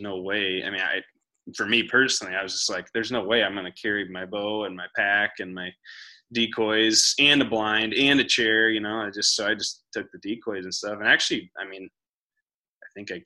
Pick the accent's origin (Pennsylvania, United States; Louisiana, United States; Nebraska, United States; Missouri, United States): Nebraska, United States; Ainsworth; moved away; we're obviously both from Ainsworth